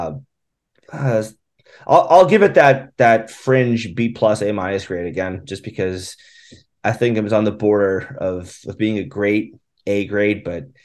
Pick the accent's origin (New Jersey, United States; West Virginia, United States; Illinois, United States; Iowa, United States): New Jersey, United States; moved away; growing up in New Jersey